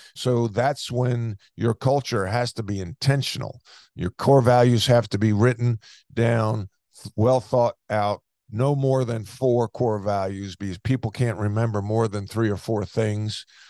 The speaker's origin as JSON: {"language": "English", "area": "Long Island", "region": "New York", "country": "United States", "tie": "born or raised there", "moved": "as an adult", "said": "growing up on Long Island"}